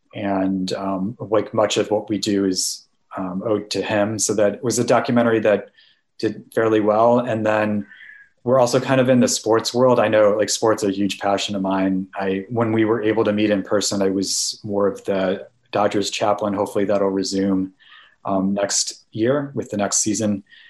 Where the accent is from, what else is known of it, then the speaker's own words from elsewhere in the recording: Naperville, Illinois, United States; moved away; I'm originally from Naperville, Illinois